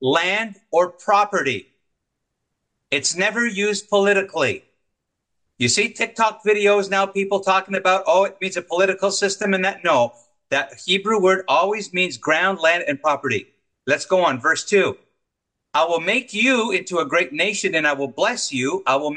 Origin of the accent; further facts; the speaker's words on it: Montreal, Quebec, Canada; my hometown of Montreal